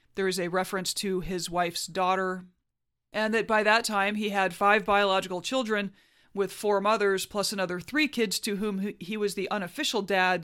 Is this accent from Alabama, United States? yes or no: yes; Huntsville, Alabama, United States; my hometown of Huntsville, Alabama